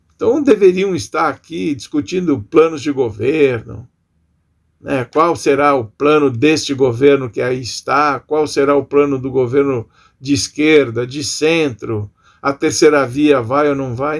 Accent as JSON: {"language": "Portuguese", "country": "Brazil", "said": "nos atormentando enquanto brasileiros"}